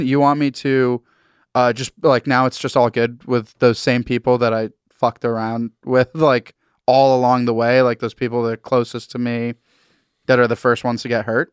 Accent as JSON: {"language": "English", "region": "Massachusetts", "country": "United States", "said": "I'm from Massachusetts, New England"}